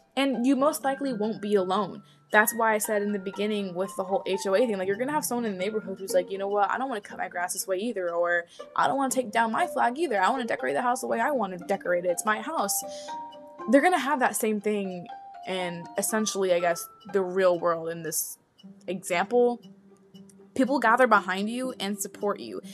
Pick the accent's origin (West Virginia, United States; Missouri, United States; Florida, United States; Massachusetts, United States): Florida, United States; I was born in Florida, so I'm a natural born citizen